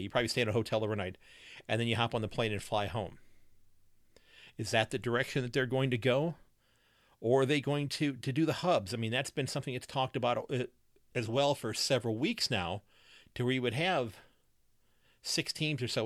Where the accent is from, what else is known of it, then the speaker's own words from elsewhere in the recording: United States; I'm an old man American